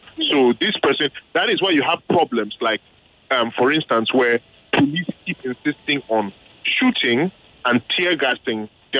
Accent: Port Harcourt, Rivers State, Nigeria; when I was growing up in Port Harcourt

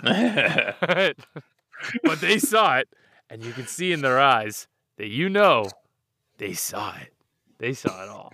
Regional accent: Canada; I'm Canadian

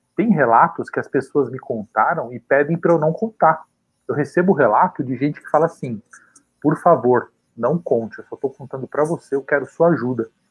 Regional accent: São Paulo, Brazil; Nasci e cresci na Vila Carioca

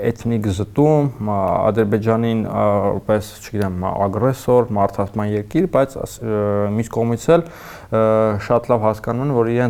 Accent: Armenia; մենք Հայաստանը մեծացած երեխեք ենք եղել

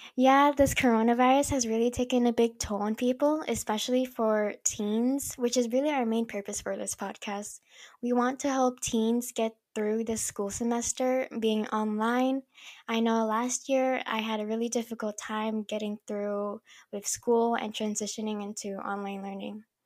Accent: California, United States; also born or lived in Mindanao, Philippines; I was born in the Philippines in a small city in Mindanao, but my mom and I moved here when I was four in California and been living here ever since

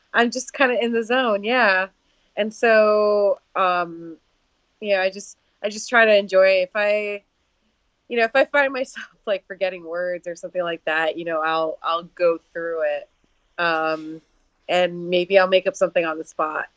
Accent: New York City, New York, United States; moved away as an adult; now in Seattle, United States; I was born and raised in New York City um, and I have been living out in Seattle for the last eight months

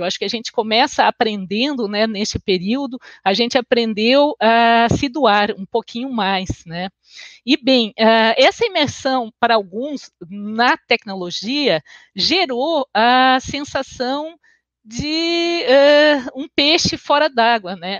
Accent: Porto Alegre, Rio Grande do Sul, Brazil; accent: gaúcho; now in Florianópolis, Brazil; Eu sou natural de Porto Alegre e resido em Florianópolis. Vocês vão ver que o meu sotaque é um meio caúcho

